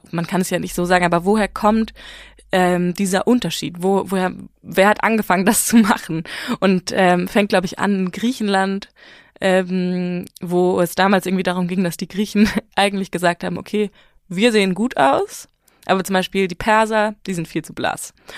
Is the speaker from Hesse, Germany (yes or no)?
no; Hamburg, Germany; first language German and Farsi; moved away as an adult; also born or lived in Iran (family background); now in Berlin, Germany; ich komme halt aus Hamburg